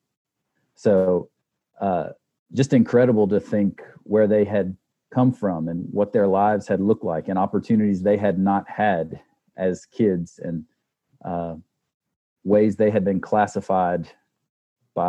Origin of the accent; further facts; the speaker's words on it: United States; moved away as an adult; also born or lived in South Africa; as an American